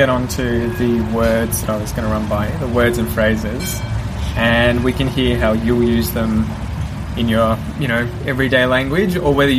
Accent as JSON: {"language": "English", "town": "Melbourne", "region": "Victoria", "country": "Australia", "accent": "Australian", "said": "I guess my accent is so sort of minimal Australian accent. The man was like, oh, which part of England are you from? And I was just like, I'm just from Melbourne"}